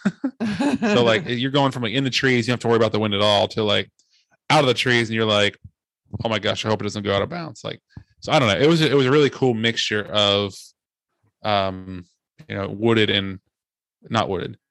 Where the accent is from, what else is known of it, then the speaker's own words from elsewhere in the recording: Ohio, United States; moved away; I'm from Ohio